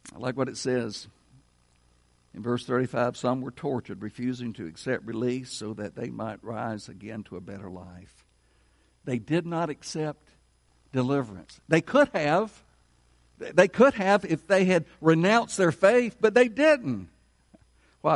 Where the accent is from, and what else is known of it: United States